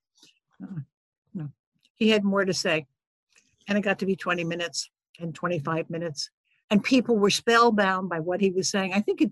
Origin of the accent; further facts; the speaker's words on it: New York, United States; I grew up in New York